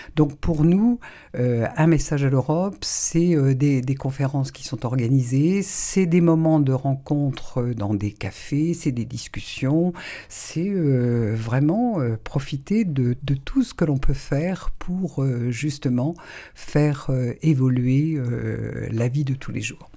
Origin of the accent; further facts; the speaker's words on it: Saint-Malo, Brittany, France; also born or lived in Rennes; je suis née à Saint-Malo il y a 67 ans